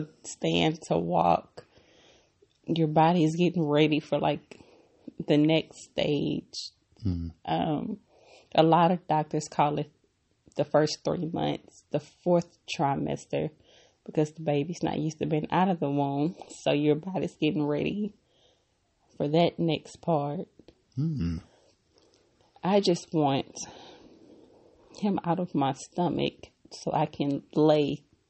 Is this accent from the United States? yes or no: yes; United States; accent: American; my American accent